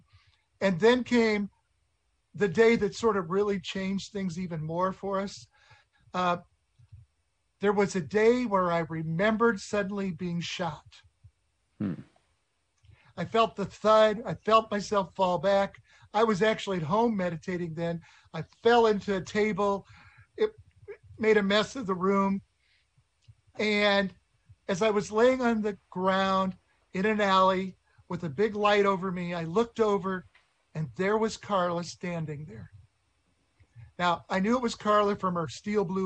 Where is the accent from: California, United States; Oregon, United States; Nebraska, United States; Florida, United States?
Nebraska, United States; I was from Nebraska